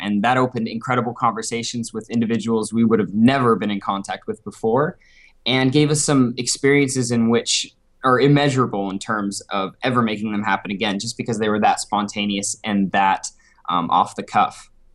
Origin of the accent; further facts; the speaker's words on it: Beaverton, Oregon, United States; I'm from Portland, Oregon originally. Well, suburbia, Beaverton, Oregon, just outside